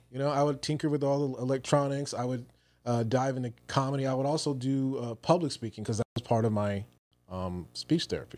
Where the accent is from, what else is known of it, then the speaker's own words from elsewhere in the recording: Newport News, Virginia, United States; moved away; I'm originally from Virginia, Newport News, Virginia